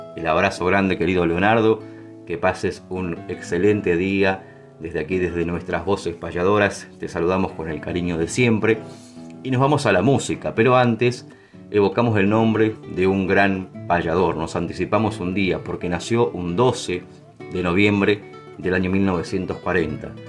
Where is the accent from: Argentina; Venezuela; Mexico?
Argentina; San Vicente, Buenos Aires Province; de mi pueblo, que con orgullo siempre digo, San Vicente, provincia de Buenos Aires